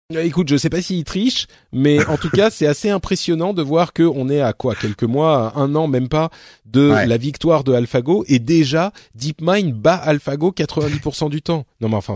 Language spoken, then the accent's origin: French; Paris, Île-de-France, France; je suis parisien